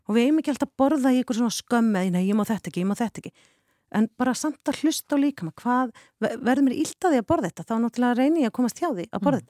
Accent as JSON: {"language": "Icelandic", "town": "Vopnafjörður", "region": "Eastern Region", "country": "Iceland", "tie": "born or raised there", "also_born_or_lived": "Denmark", "moved": "as an adult", "said": "ég kem tvítug frá Vopnafjörði"}